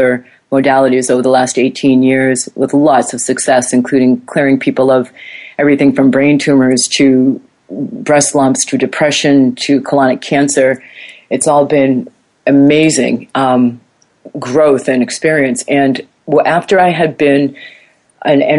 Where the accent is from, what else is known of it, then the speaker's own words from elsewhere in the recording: United States; moved away; I knew this as an American